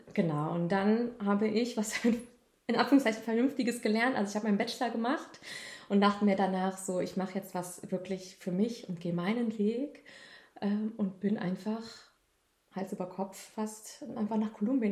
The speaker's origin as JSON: {"language": "German", "country": "Germany", "said": "Man hört, dass ich Deutsche bin"}